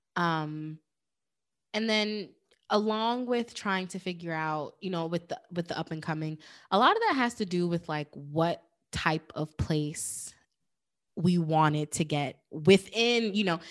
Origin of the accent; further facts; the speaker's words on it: New York, United States; moved away as an adult; now in New Jersey, United States; I'm from New York, but I actually, um, bought my place in Jersey.